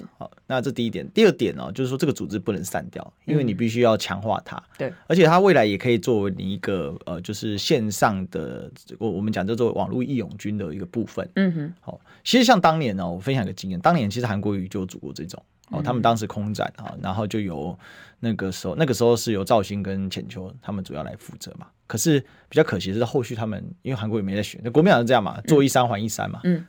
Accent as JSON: {"language": "Chinese", "region": "Kaohsiung", "country": "Taiwan", "said": "对，然后再给他称赞。我们高雄人"}